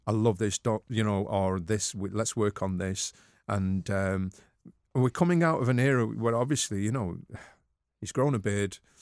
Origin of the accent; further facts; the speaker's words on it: Manchester, North West England, United Kingdom; I'm a Mancunian